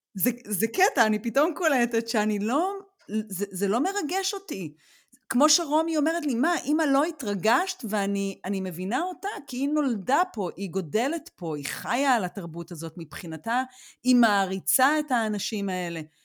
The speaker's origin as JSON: {"language": "Hebrew", "country": "Israel", "tie": "born or raised there", "moved": "as an adult", "lives_now": "Germany", "said": "גם נולדנו בישראל"}